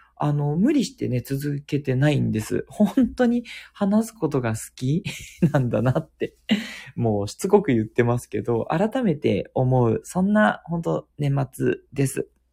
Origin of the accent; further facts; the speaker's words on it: Tokyo, Japan; also born or lived in Kitakyushu; 東京で育ったんだけど、実は北九州で育ってる時もあったりとか